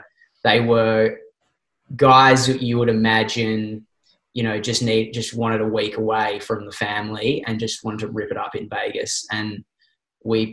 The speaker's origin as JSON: {"language": "English", "country": "Australia", "said": "us as this Aussie contingent of like 15 guys"}